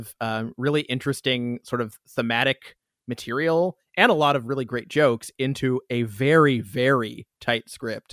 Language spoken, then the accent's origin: English; Canada; that's the Canadian reaction. That's what we